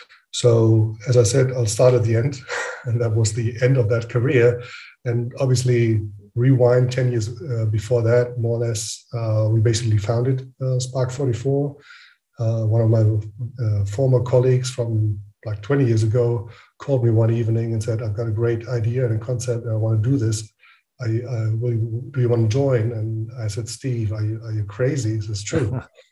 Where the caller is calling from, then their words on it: Frankfurt, Hesse, Germany; I'm calling in from Frankfurt in Germany.